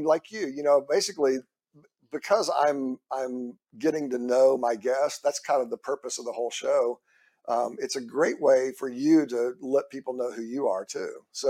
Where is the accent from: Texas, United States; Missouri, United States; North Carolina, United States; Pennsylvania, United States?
Texas, United States; Houston; moved away as an adult; also born or lived in California; We're like, yeah, we're going back to Texas. I'm from Houston originally.